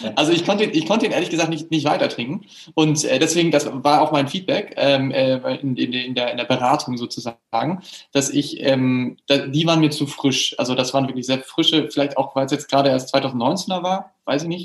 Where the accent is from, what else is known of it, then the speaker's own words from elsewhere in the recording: Hamburg, Germany; now in Düsseldorf, Germany; ich wohne in Düsseldorf aktuell, ich komme eigentlich ursprünglich aus Hamburg